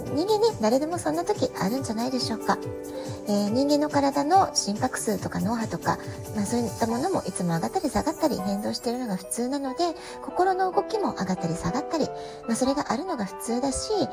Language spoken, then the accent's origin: Japanese; Japan; now in San Diego, United States; 私たち日本で生まれ育った、えー、日本人の母親